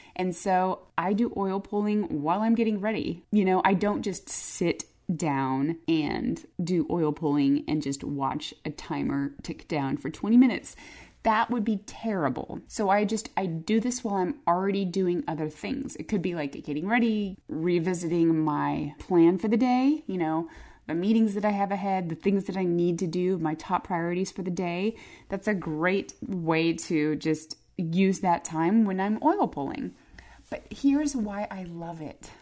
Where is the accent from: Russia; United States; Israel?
United States; Phoenix, Arizona; moved away; I grew up in Arizona. I grew up in Phoenix.